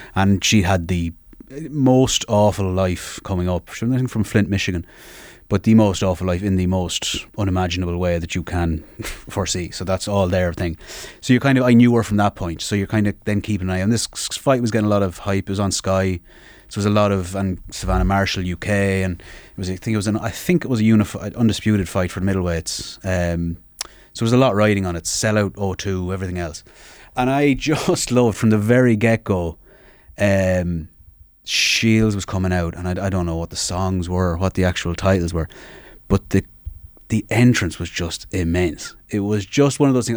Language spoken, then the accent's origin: English; Sligo, Connacht, Ireland; I'm from Sligo